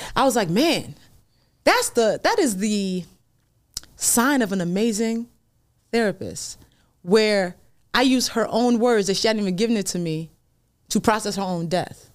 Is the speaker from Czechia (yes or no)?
no; Nigeria; I'm Nigerian